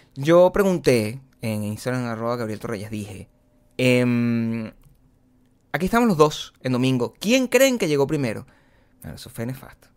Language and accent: Spanish; Caracas, Capital District, Venezuela; first language Spanish; moved away as an adult; yo vengo de Caracas